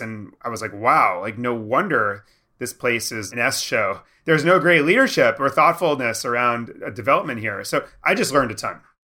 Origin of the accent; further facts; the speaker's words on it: New York, United States; I was from New York